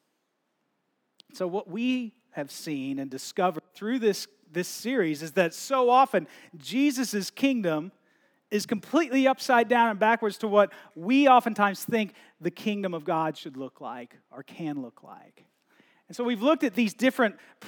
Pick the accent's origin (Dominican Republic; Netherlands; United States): United States; moved away as an adult; growing up in the States